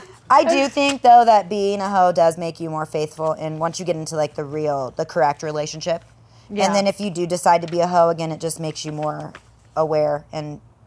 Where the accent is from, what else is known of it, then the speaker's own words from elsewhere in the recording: United States; we're from the United States of America.